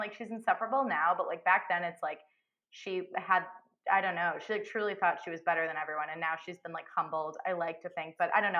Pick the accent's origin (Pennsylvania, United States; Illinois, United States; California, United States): Illinois, United States; Chicago; moved away; I was from, like, the suburbs of Chicago, and then I had, like, family in, like, kind of more rural areas, like, a little further out.